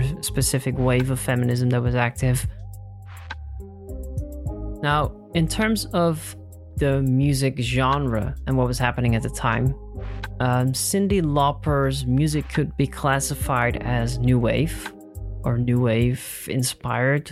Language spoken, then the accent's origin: English; Netherlands; in my home country, the Netherlands